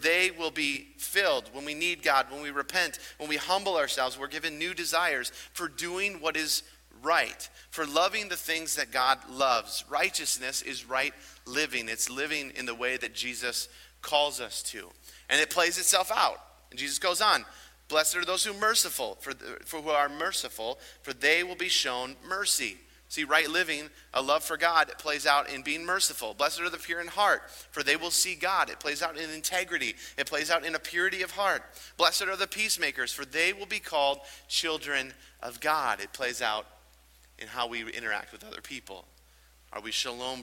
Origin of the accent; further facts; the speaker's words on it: United States; growing up in America